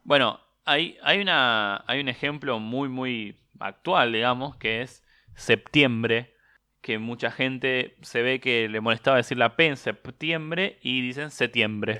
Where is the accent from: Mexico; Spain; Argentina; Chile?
Argentina; nosotros hablamos así por, bueno, justamente porque éramos el granero del mundo, porque los italianos venían para acá